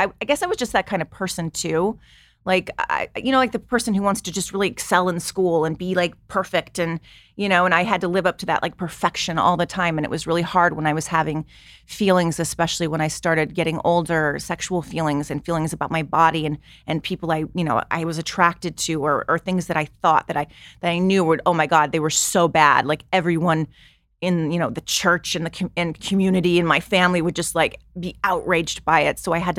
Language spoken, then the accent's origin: English; Long Beach, California, United States; Yes, I grew up in Long Beach, California.